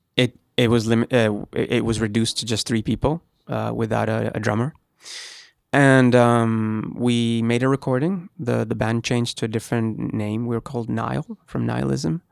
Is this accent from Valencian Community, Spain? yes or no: no; Gran Canaria, Canary Islands, Spain; moved away; I'm from Spain, um, I lived in Gran Canaria